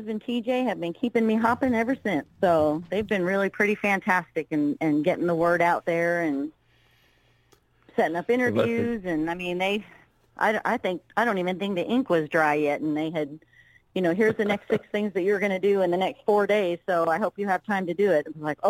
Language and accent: English; California, United States; also born or lived in Massachusetts; now in Kentucky, United States; I was actually born in Massachusetts, but for the most part I was raised in California. Now I'm in Kentucky.